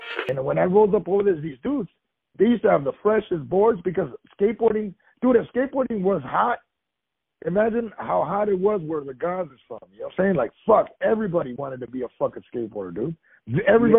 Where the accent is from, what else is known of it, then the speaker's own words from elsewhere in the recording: Los Angeles, California, United States; also born or lived in South Gate, California; I grew up in Watts